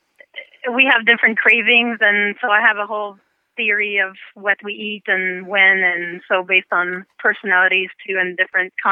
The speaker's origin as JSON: {"language": "English", "country": "Canada", "tie": "born or raised there", "second_language": "English", "moved": "as an adult", "lives_now": "Florida, United States", "said": "I grew up in Canada, but I found my way down south in Florida because I love the weather down here. So I've been in the States for 16 years"}